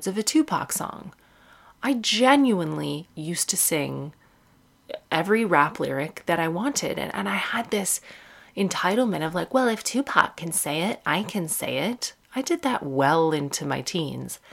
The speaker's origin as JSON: {"language": "English", "town": "Sarnia", "region": "Ontario", "country": "Canada", "tie": "born or raised there", "said": "Growing up in Sarnia, which is in southwestern Ontario, it's in Canada"}